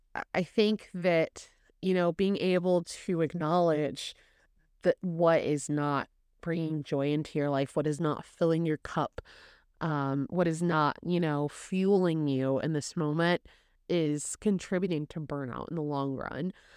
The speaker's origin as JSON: {"language": "English", "region": "Indiana", "country": "United States", "tie": "born or raised there", "also_born_or_lived": "Chicago", "said": "I was born and raised in Indiana."}